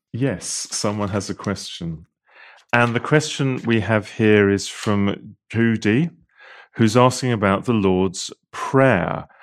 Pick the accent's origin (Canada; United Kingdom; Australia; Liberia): United Kingdom; I'm British